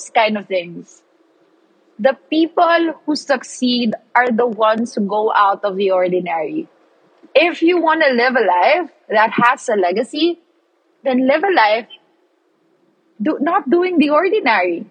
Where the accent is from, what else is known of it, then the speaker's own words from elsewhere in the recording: Philippines; now in Australia; I'm like the Pinoy there.